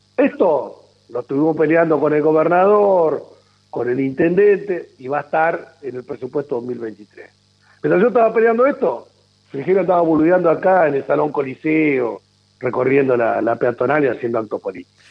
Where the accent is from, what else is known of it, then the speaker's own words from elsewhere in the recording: Argentina; nosotros como Argentina